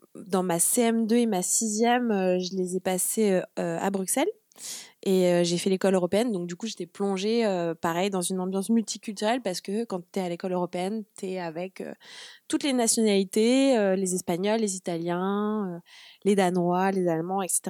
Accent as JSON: {"language": "French", "town": "Le Havre", "region": "Normandy", "country": "France", "tie": "born or raised there", "also_born_or_lived": "Brussels", "said": "Je suis normande. Donc, je suis née au Havre"}